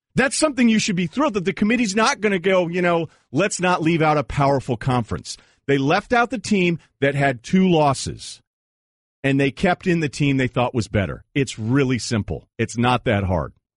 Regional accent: New England, United States; I'm from New England

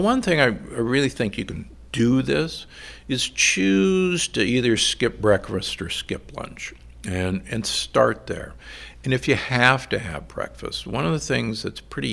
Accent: Midwest, United States; moved away; also born or lived in Omaha, Nebraska / Milwaukee, Wisconsin; I grew up in Omaha and Milwaukee

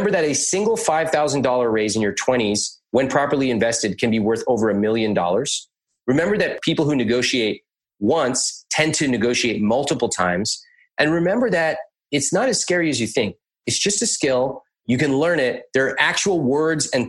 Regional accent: United States; I grew up in America.

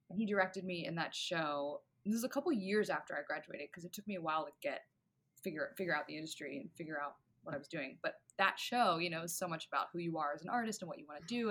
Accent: Richmond, Virginia, United States; moved away; local stuff in my hometown in Virginia

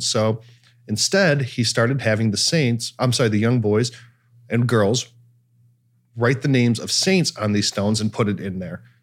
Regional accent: Cleveland, Ohio, United States; I'm from Cleveland

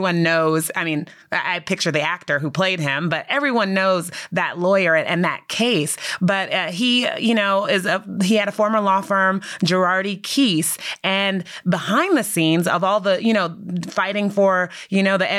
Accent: California, United States; I'm from California

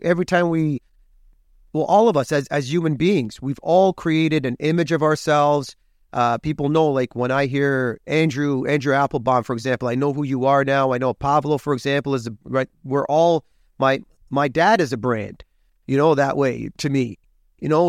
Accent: Hamilton, Ontario, Canada; now in Toronto, Canada; I was born in Hamilton, Hamilton, Ontario, home of the Tie Cats, Oskee Wee Wee, Steeltown, and I'm proud of my roots

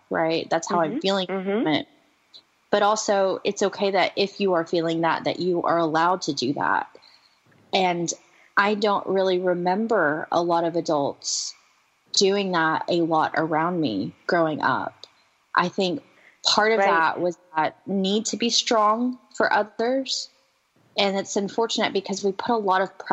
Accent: the South, United States; growing up in the South

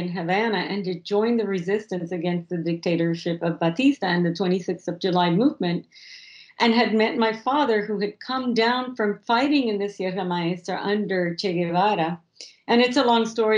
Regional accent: Puerto Rico; moved away as an adult; also born or lived in Cuba / Miami, Florida / Washington, D.C. / Venezuela; my family left Miami, and I grew up in Puerto Rico from age 8 to when I went to university in Washington, D.C. at Georgetown.

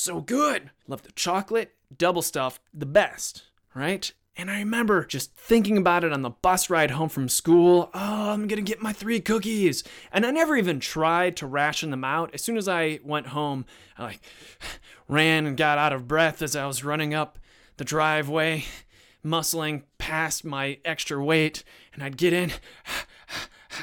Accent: Cleveland, Ohio, United States; I used to say I'm from Cleveland

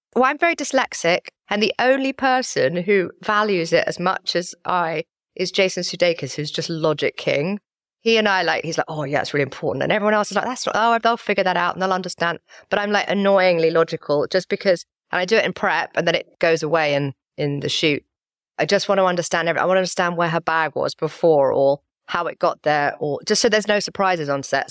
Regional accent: London, United Kingdom; also born or lived in Wilmington, North Carolina; went to school and everything and grew up in England, grew up in London

